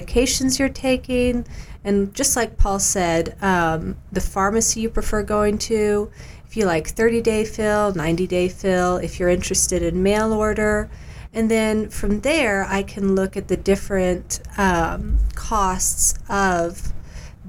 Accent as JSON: {"language": "English", "town": "Knoxville", "region": "Tennessee", "country": "United States", "tie": "born or raised there", "said": "I was born and raised in Knoxville, Tennessee"}